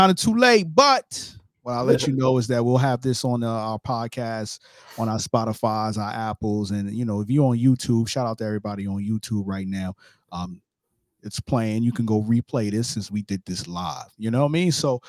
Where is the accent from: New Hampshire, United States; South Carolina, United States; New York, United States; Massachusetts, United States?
New York, United States; New York City; now in Florida, United States; I'm from Brooklyn, New York. I'm in Florida right now. I live in Florida currently, but my parents live in Delaware, so I'm always in the Philly area too.